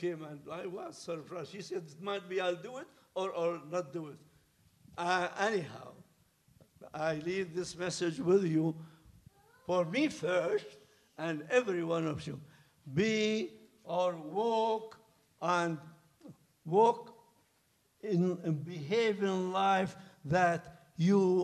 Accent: Baghdad, Baghdad Governorate, Iraq; moved away as an adult; also born or lived in Loma Linda, United States; now in United States; I am a retired minister from Middle East, from Baghdad. We are here 30 years

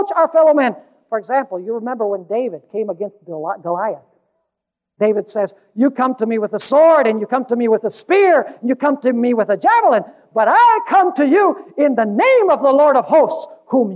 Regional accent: Caracas, Capital District, Venezuela; I was growing up in Caracas, Venezuela

